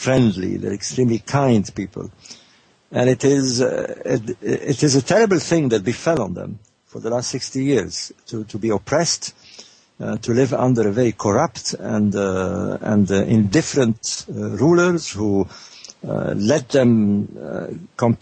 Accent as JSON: {"language": "English", "country": "Egypt", "tie": "born or raised there", "moved": "as an adult", "said": "I grew up in Egypt, I was born in 48"}